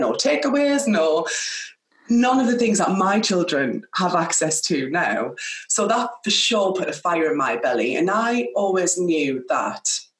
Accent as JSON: {"language": "English", "town": "Sunderland", "region": "North East England", "country": "United Kingdom", "tie": "born or raised there", "moved": "yes", "lives_now": "Oxfordshire, United Kingdom", "said": "I am from Sunderland. I am the oldest of three children, and I grew up in a working class background through and through"}